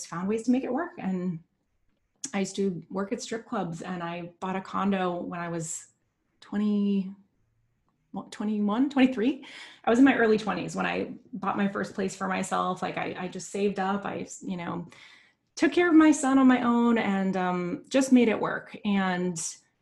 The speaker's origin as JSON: {"language": "English", "country": "United States", "tie": "born or raised there", "said": "growing up in the United States"}